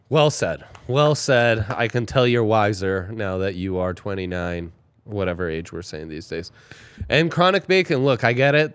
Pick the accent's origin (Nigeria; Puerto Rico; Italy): Italy; moved away; growing up in Italy